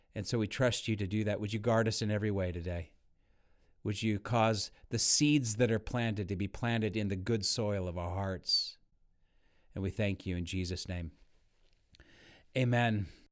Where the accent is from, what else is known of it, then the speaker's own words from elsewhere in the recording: Northern California, United States; I grew up in Northern California